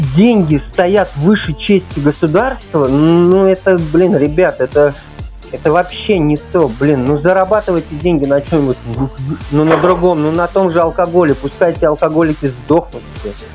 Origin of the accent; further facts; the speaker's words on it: Uzbekistan; moved away; Родился, вырос в Узбекистане.